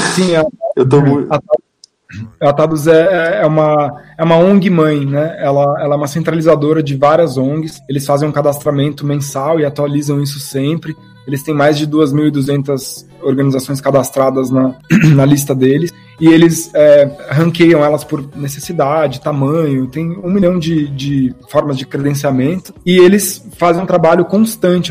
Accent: Brazil; nós, como brasileiros

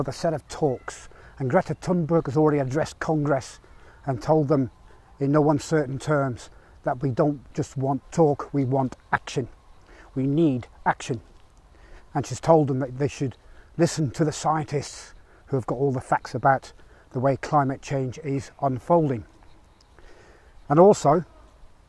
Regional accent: Rugby, West Midlands, United Kingdom; here in my hometown of Rugby

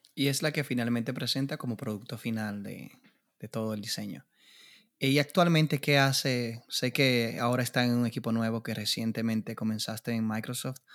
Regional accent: Dominican Republic; yo como República Dominicana

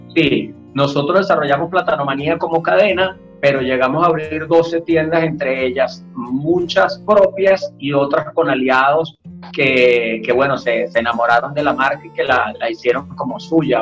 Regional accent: Venezuela; yo como venezolano

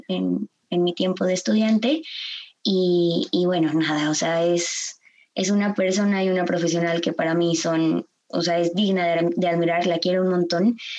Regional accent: Guadalajara, Jalisco, Mexico; yo soy nacida y crecida aquí en Guadalajara

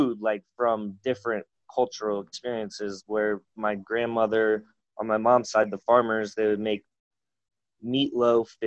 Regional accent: Omaha, Nebraska, United States; moved away as an adult; also born or lived in San Francisco, California; I was born and raised in Omaha, Nebraska

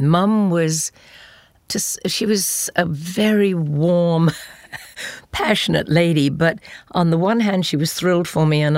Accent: England, United Kingdom; moved away as an adult; I do love my home country

